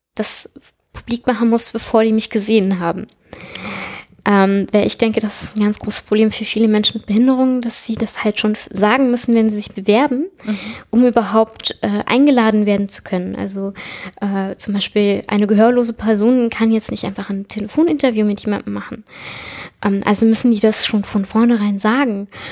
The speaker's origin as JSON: {"language": "German", "region": "Southern Germany", "country": "Germany", "moved": "as an adult", "said": "ich komme aus Süddeutschland, aus einer Kleinstadt"}